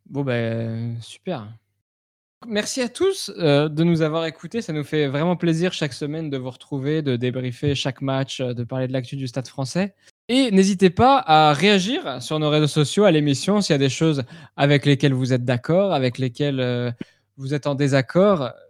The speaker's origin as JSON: {"language": "French", "town": "Paris", "region": "Île-de-France", "country": "France", "said": "En tant que Parisien, cette, euh, cette"}